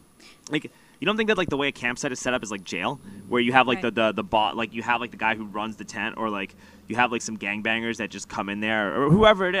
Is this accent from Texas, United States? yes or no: no; New York, United States; moved away as an adult; I grew up in New York and I lived at the home of my mom and dad until I was like 27 years old, right? Until I moved here